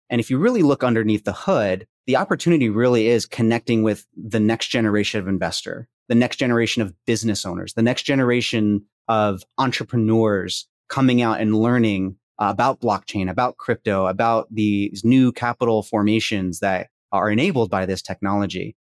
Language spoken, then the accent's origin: English; Princeton, New Jersey, United States; now in Houston, United States; I grew up in Princeton, graduated from there